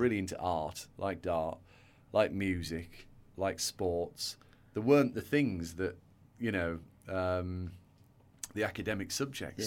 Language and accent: English; a little town in North Yorkshire, Yorkshire and the Humber, United Kingdom; accent: northern; You can probably tell by my accent, I grew up in the, the north of England.